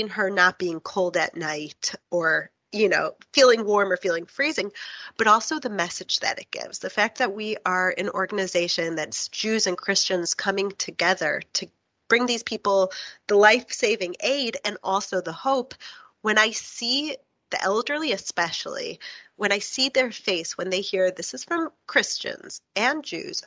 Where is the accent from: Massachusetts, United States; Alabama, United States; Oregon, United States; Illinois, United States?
Illinois, United States; Chicago; moved away; also born or lived in New York; I grew up in Chicago and I was studied in New York